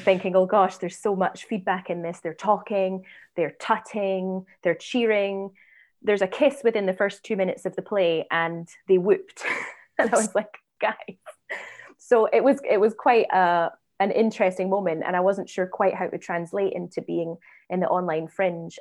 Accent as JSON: {"language": "English", "town": "Edinburgh", "region": "Scotland", "country": "United Kingdom", "moved": "yes", "said": "I'm, I'm from Edinburgh."}